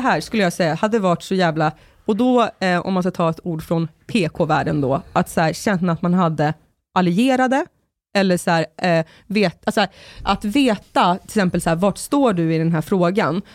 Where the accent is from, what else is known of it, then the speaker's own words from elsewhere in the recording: Sorunda, Stockholm County, Sweden; i Sorunda på min gata där jag växte upp